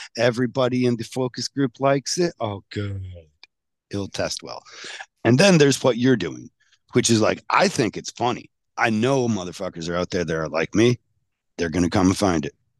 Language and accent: English; Michigan, United States; I'm from Michigan